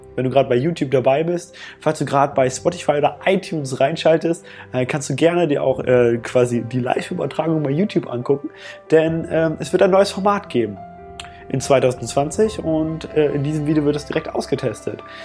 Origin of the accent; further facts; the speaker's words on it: Germany; was ich hier in Deutschland habe, wo ich aufgewachsen bin